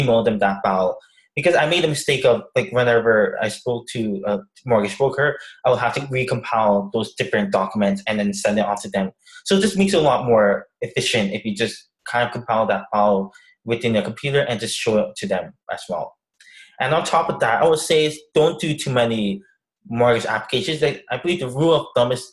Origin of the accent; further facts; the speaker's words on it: Toronto, Ontario, Canada; I'm from Scarborough